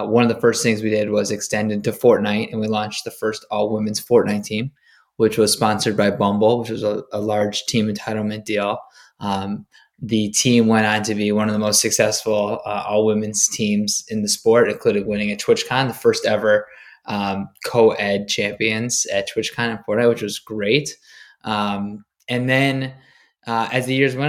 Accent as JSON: {"language": "English", "region": "Michigan", "country": "United States", "tie": "born or raised there", "also_born_or_lived": "New York", "moved": "as an adult", "said": "I grew up in Michigan. I went to University of Michigan."}